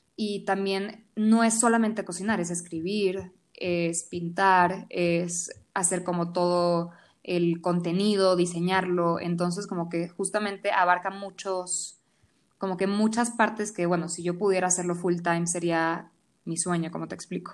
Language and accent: Spanish; Venezuela; now in Mexico City, Mexico; yo soy venezolana. Llevo 15 años viviendo en Ciudad de México